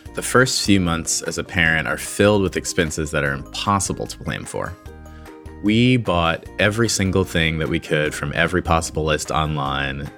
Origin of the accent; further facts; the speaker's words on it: Newark, New Jersey, United States; I was born in Newark, New Jersey to a working class black family.